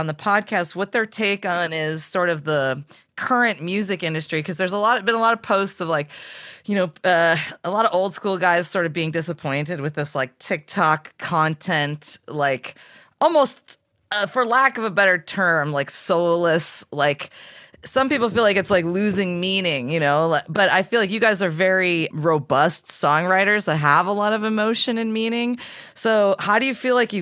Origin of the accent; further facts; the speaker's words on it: Wisconsin, United States; moved away; I'm originally from Wisconsin.